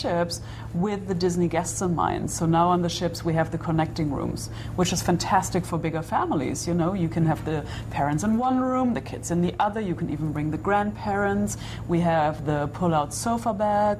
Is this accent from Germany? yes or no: yes; Germany; first language German; English is a second language; also born or lived in Berlin; now in northwest Germany; I'm from Germany. I live in northwest Germany, but lived in Berlin for more than 20 years